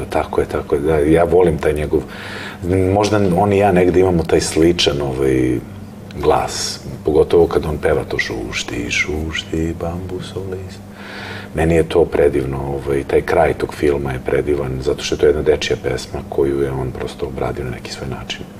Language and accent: Croatian; Belgrade, Serbia; ja sam rođen u Beogradu i meni Beograd je nekako moj grad